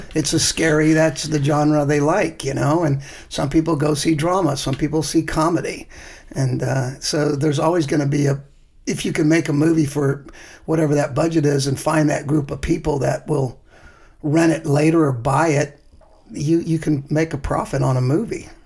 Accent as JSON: {"language": "English", "town": "Mountain View", "region": "California", "country": "United States", "tie": "born or raised there", "said": "my hometown in Mountain View"}